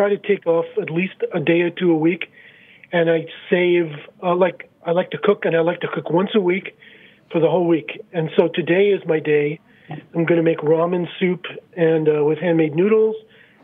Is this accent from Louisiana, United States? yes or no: no; New York City, New York, United States; moved away; as a guy growing up in Brighton Beach